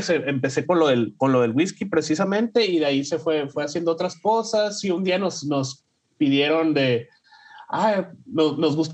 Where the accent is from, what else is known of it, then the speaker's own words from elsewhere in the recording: Sonora, Mexico; now in Ohio, United States; eh, soy, soy mexicano, soy de, de, Sonora, ahora vivo en, en, en Ohio, en, en, Estados Unidos, de, ahí que saco la, la cura, como le decimos, de que soy un, un sonorense en Ohio.